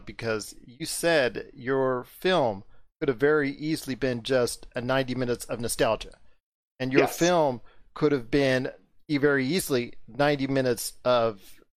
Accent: West Coast, United States; because I'm from the West Coast, I'm 51 years old.

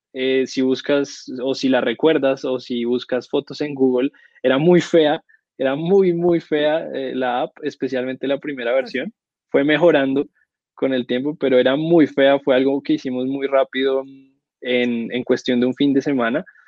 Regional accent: Colombia; Yo vivo en Bogotá, soy de Colombia

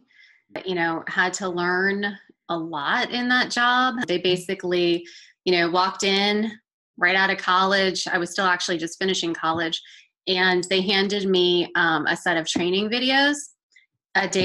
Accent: Boca Raton, Florida, United States; moved away as an adult; now in Atlanta, United States; I'm originally from Boca Raton, Florida

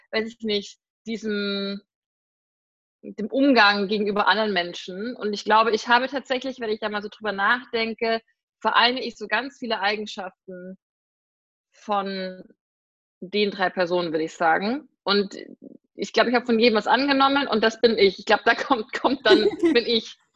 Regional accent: Bavaria, Germany; ich komme immer aus Bayern.

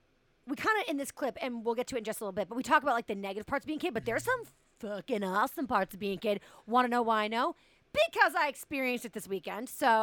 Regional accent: Boston, Massachusetts, United States; I'm from Boston.

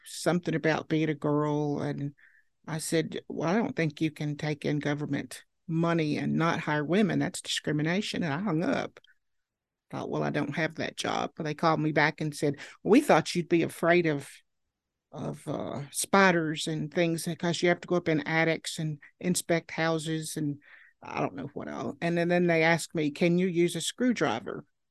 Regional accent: Marion, Virginia, United States; I was born in Marion, Virginia, and, uh, went to school there

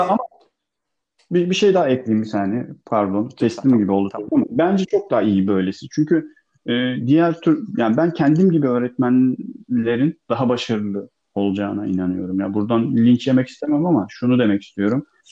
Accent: Bodrum, Muğla, Turkey; also born or lived in Akyaka; Ben gerçi Çivril'de büyümedim. Ee, Bodrum'da büyüdüm ben.

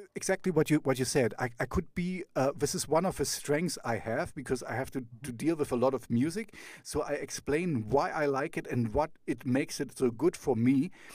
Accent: East Germany, Germany; I grew up in East Germany

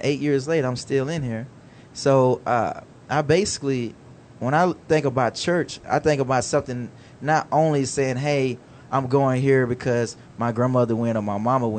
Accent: Alabama, United States; moved away; I'm originally from Alabama, and I had a grandmother who was a Jehovah's Witness.

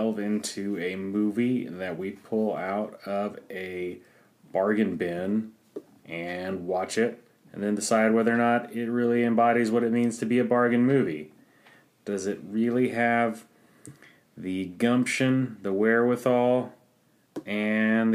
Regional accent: Oklahoma, United States; We're from Oklahoma

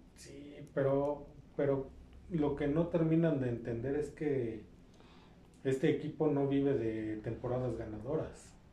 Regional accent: Mexico; como aficionados, como mexicanos

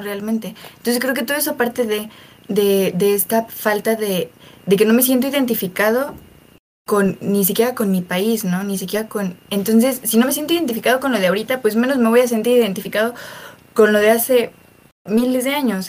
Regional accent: Mexico; como mexicanos

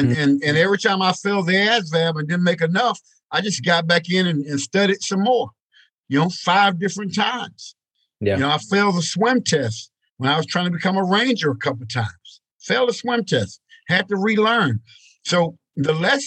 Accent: East Texas, United States; Growing up in East Texas, country boy

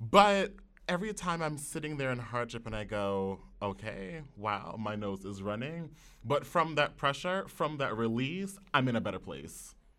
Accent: New York City, New York, United States; growing up in the Wakefield section of the Bronx

